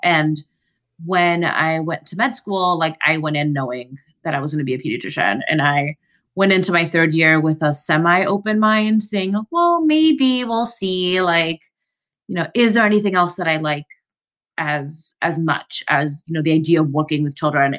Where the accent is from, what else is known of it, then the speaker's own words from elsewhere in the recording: Florida, United States; moved away; also born or lived in Central America; I grew up in Florida and then in Central America